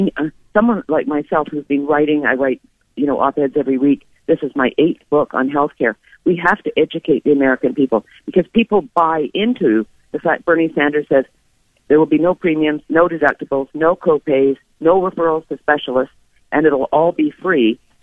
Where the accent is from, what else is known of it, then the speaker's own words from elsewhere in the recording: Vancouver, British Columbia, Canada; moved away as an adult; now in United States; I'm originally Canadian from Vancouver.